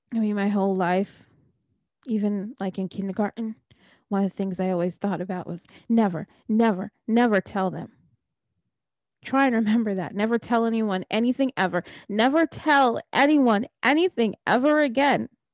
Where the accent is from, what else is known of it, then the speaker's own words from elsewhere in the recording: New Jersey, United States; I'm from New Jersey